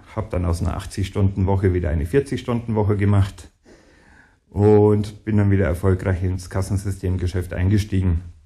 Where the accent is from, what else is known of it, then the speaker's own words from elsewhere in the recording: Ingolstadt, Bavaria, Germany; also born or lived in near Munich; in Ingolstadt, wo ich aufgewachsen bin